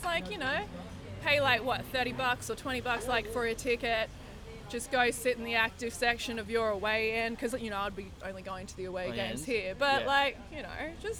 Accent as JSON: {"language": "English", "town": "Hobart", "region": "Tasmania", "country": "Australia", "tie": "born or raised there", "moved": "yes", "lives_now": "Melbourne, Australia", "said": "I did actually live in Tasmania for a bit. I grew up in Hobart"}